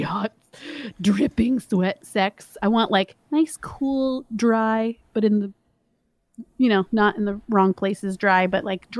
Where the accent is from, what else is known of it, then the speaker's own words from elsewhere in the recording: Miami, Florida, United States; You know, like I grew up in Miami and blah, blah.